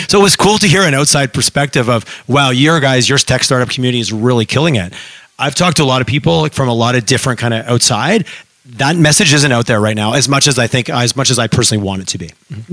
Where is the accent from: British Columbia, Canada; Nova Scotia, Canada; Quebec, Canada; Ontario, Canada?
Quebec, Canada; Montreal; now in Alberta, Canada; I grew up in Montreal